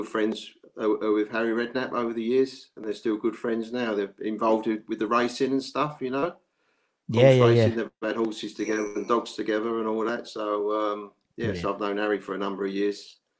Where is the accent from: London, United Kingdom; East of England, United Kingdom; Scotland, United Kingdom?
London, United Kingdom; Romford; Because where I used to live, I was born in Romford, brought up in Romford.